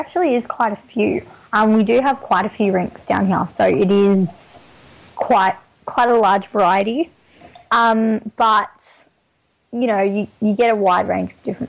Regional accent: New South Wales, Australia; Because I am from Greater Western Sydney.

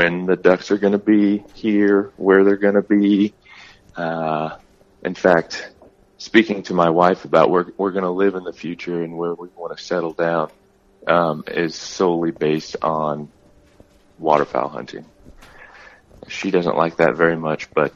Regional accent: South Central Missouri, United States; now in Arizona, United States; I grew up in South Central Missouri

